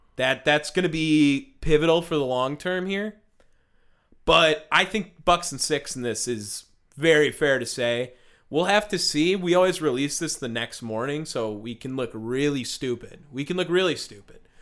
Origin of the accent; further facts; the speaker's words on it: Milwaukee, Wisconsin, United States; we are from Milwaukee, Wisconsin